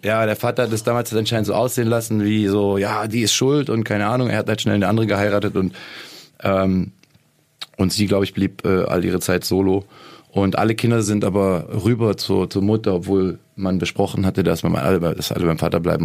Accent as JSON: {"language": "German", "region": "Lake Constance", "country": "Germany", "tie": "born or raised there", "said": "ich bin am Bodensee aufgewachsen"}